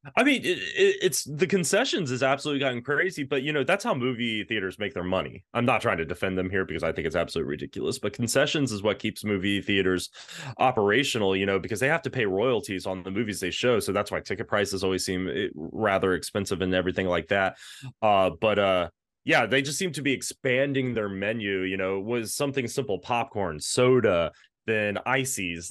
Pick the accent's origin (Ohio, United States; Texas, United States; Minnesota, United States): Texas, United States; I grew up in Texas